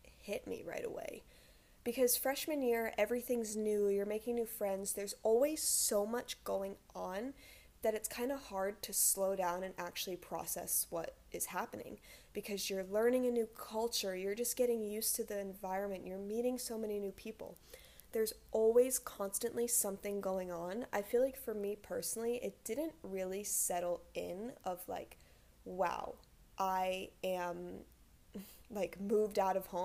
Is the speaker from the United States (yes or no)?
yes; Rhode Island, United States; moved away as an adult; now in Hawaii, United States; I'm from Rhode Island originally, which is the smallest state